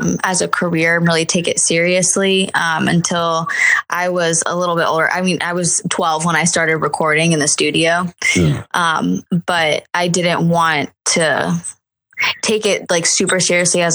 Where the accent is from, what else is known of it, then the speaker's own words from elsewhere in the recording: Orlando, Florida, United States; I was born and raised in Central Florida